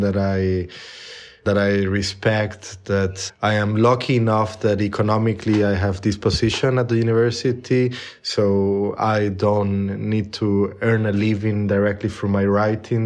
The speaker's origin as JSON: {"language": "English", "country": "Puerto Rico", "tie": "born or raised there", "also_born_or_lived": "Costa Rica / United States", "second_language": "English", "moved": "yes", "said": "I was born in Costa Rica, and I was there until I was seven. And then I moved to, to Puerto Rico"}